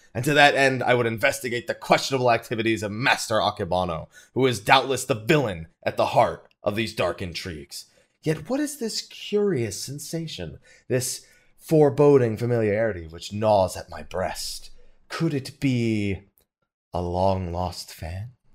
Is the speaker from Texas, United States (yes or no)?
no; Florida, United States; moved away; also born or lived in San Diego; I was born in Florida